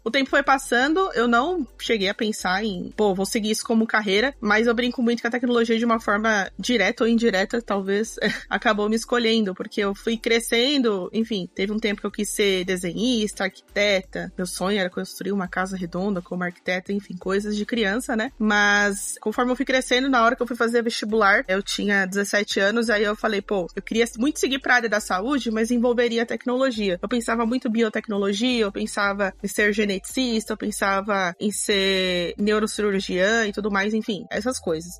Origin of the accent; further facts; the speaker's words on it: São Paulo, Brazil; also born or lived in Cuiabá, Mato Grosso; now in Ferraz de Vasconcelos, Brazil; Vim para São Paulo muito pequenininha